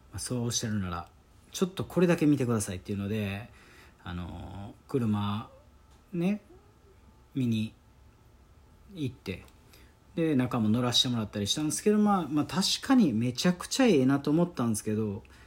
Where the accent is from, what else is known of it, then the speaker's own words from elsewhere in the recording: Osaka, Japan; accent: Kansai dialect; もう大阪出身ですから